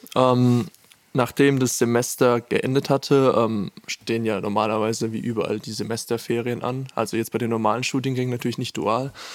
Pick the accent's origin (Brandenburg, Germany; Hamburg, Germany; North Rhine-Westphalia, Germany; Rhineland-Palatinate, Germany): Rhineland-Palatinate, Germany; Landau; moved away as an adult; now in Furtwangen, Germany; ich komme nämlich aus Landau ursprünglich